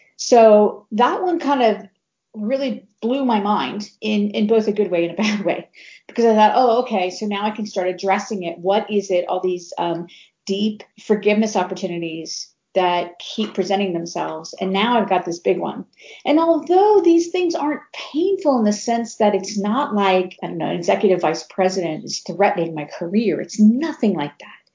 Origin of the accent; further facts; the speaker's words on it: Cincinnati, Ohio, United States; in Cincinnati, Ohio, we had the big red machine